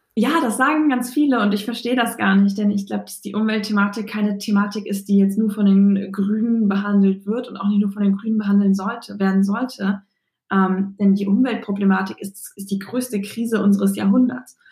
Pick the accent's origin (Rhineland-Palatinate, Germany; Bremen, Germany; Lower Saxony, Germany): Bremen, Germany; born or raised there; also born or lived in Kiel